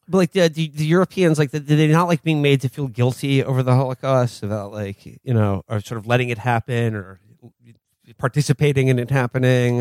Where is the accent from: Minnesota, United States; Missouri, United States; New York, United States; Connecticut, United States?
New York, United States; New York City; I grew up in the Upper West Side